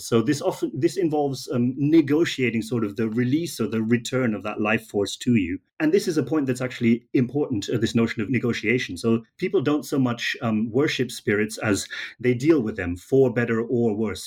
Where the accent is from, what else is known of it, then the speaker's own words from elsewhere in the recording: Germany; moved away; I'm from Germany originally